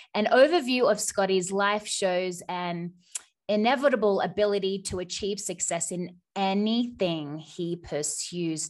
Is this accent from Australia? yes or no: yes; Australia; accent: Australian; now in United States; I'm Australian, but I live in the U S